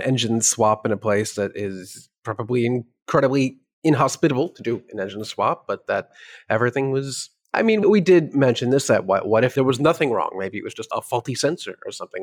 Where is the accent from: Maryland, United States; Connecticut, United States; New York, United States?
New York, United States; As a New Yorker